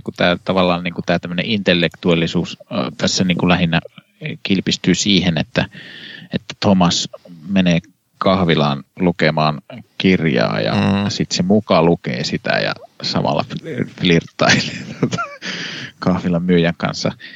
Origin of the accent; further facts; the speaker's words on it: Kannus, Central Ostrobothnia, Finland; mun kotikaupungissa Kannuksessa